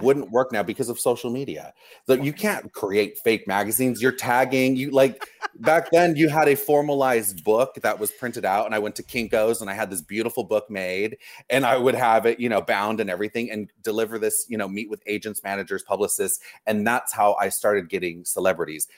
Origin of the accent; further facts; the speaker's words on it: Los Angeles, California, United States; also born or lived in Orange County; I grew up here in Los Angeles, okay. Orange County, LA. I was always, I, I was always here as a kid